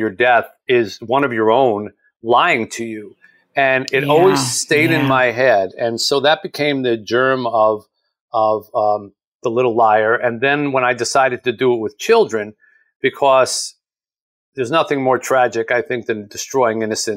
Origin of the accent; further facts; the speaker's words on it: New Jersey, United States; this little town where I grew up in South Jersey